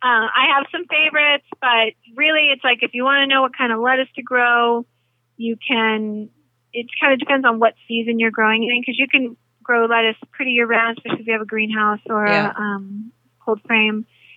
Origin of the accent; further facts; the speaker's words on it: the South, United States; Collard greens, because I'm from the South originally, definitely a favorite. Grew up with it.